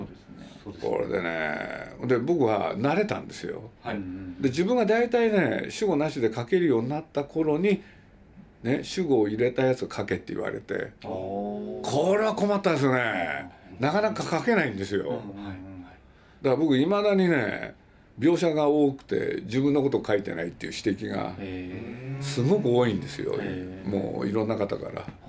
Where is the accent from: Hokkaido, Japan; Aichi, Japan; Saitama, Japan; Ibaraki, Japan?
Aichi, Japan; Nagoya; moved away; also born or lived in Tokyo; 僕はまあ名古屋なんですけれど